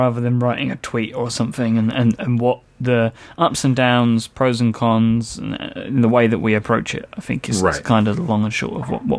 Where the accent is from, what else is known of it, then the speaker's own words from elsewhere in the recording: England, United Kingdom; I'm an American kind of Englishman.